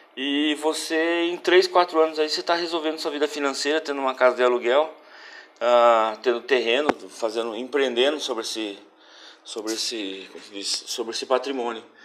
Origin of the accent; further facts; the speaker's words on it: Brazil; a gente é brasileiro também